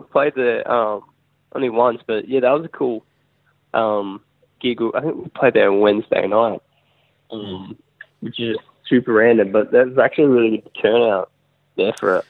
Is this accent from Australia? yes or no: yes; Melbourne, Victoria, Australia; We're actually from Melbourne.